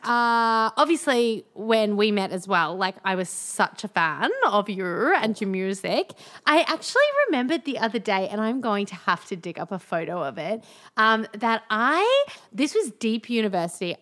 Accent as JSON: {"language": "English", "town": "Melbourne", "region": "Victoria", "country": "Australia", "tie": "born or raised there", "moved": "yes", "lives_now": "Brisbane, Australia", "said": "I grew up in Melbourne"}